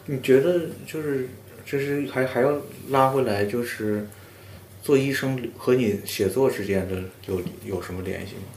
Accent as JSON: {"language": "Chinese", "region": "Northeast China", "country": "China", "said": "我们东北人"}